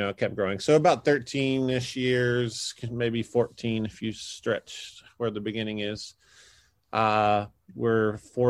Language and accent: English; Kansas City, United States; I'm from Kansas City.